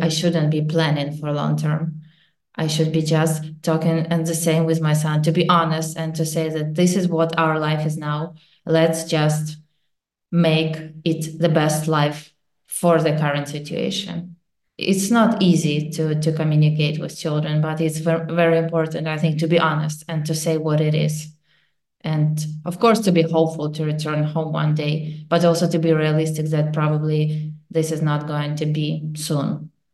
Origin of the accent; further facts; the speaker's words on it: Kyiv, Ukraine; moved away as an adult; now in Poland; We are from Kyiv, and every day there are attacks